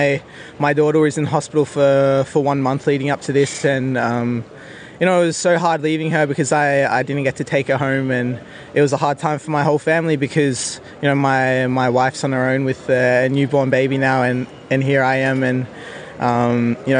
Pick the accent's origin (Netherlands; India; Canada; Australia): Australia; moved away as an adult; growing up in Australia